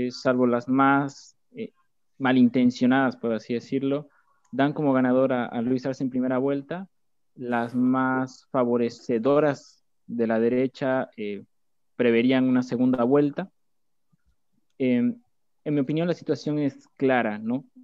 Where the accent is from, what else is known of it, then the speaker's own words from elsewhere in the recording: La Paz, Bolivia; now in Argentina; soy boliviano, refugiado en la Argentina, eh, debido al golpe de Estado que se ha dado, eh, estudiante de la Universidad Pública de La Paz, de la Ciudad de La Paz, en Bolivia